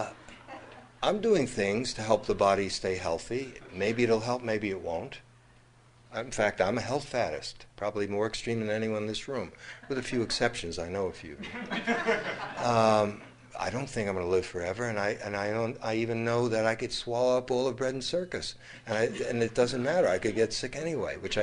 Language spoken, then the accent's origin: English; United States; growing up in America